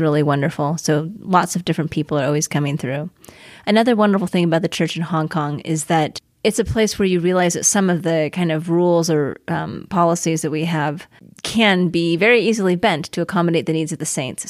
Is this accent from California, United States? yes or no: yes; Costa Mesa, California, United States; moved away as an adult; I grew up in Costa Mesa, California.